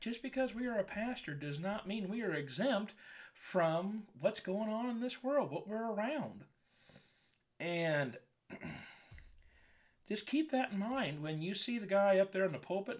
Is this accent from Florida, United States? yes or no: no; Wilkinson, Indiana, United States; my dad went to the elementary school in Wilkinson, Indiana.